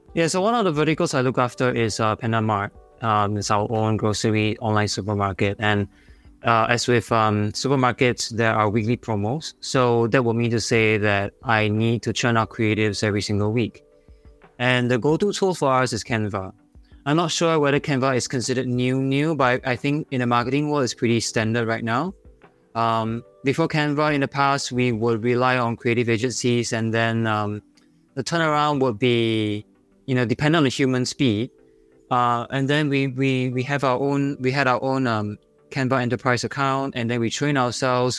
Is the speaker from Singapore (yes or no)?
yes; Singapore; accent: Singaporean; my Singaporean accent